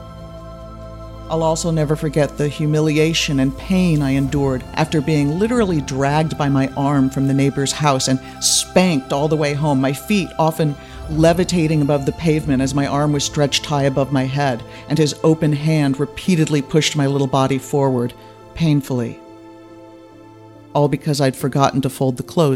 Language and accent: English; near San Francisco, California, United States; also born or lived in Germany; They bought the house near San Francisco when I was 5